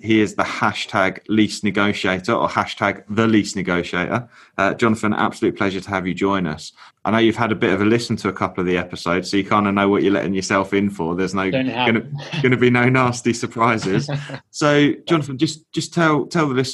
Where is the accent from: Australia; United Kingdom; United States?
United Kingdom; England; I'm a proper Southerner